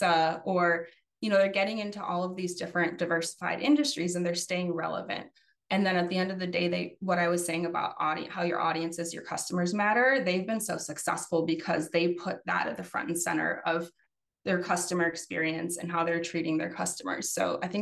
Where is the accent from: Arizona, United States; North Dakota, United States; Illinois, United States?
Illinois, United States; Chicago; I'm actually from Chicago.